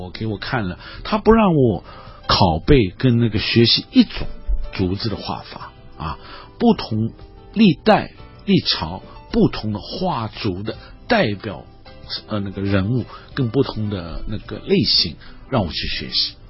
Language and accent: Chinese; China; 我们中国人说那个呃喜写兰，很高兴的是画兰花，